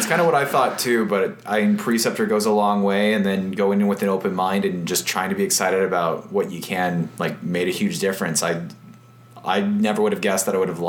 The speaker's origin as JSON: {"language": "English", "town": "Gilbert", "region": "Arizona", "country": "United States", "tie": "born or raised there", "said": "I grew up, I'm from Gilbert, Arizona, so that's the east side of Phoenix"}